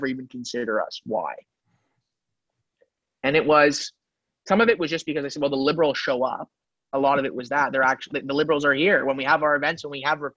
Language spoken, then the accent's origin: English; Montreal, Quebec, Canada; all my grandparents are immigrants, but I'm saying growing up in Montreal, my friend group is very diverse